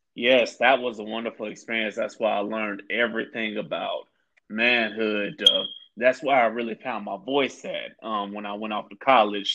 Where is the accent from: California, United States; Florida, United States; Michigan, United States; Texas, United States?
Florida, United States; Tampa; I'm from Tampa, Florida